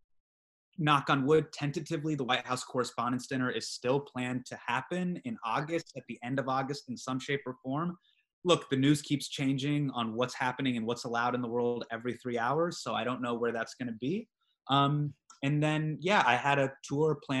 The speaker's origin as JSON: {"language": "English", "town": "Davis", "region": "California", "country": "United States", "tie": "born or raised there", "said": "I grew up in Davis."}